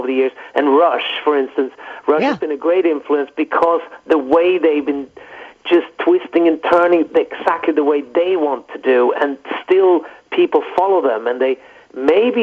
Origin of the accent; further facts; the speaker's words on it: Stockholm, Stockholm County, Sweden; we grew up in Stockholm, just outside Stockholm.